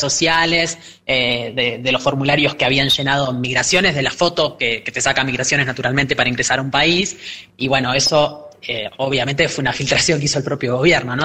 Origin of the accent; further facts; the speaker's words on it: Argentina; nosotros como ciudadanos argentinos, además parlamentarios